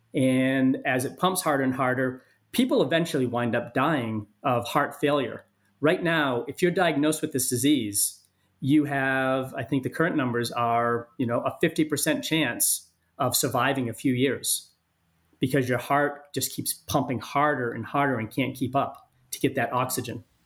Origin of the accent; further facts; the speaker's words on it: Maine, United States; moved away; also born or lived in San Diego; my home state of Maine